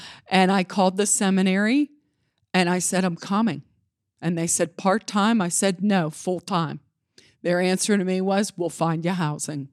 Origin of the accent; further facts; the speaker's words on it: Johnstown, Pennsylvania, United States; also born or lived in Altoona, Pennsylvania / Indiana, Pennsylvania / Gettysburg, Pennsylvania / Pittsburgh, Pennsylvania; now in Beaver Falls, United States; I was raised in Johnstown, Pennsylvania